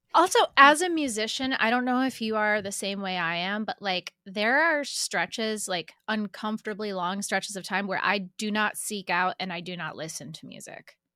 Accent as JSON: {"language": "English", "town": "Syracuse", "region": "New York", "country": "United States", "also_born_or_lived": "Fredonia, New York / California / Nashville", "moved": "as an adult", "lives_now": "Philadelphia, United States", "said": "I'm from Syracuse. I stayed there until I went to college at Fredonia State"}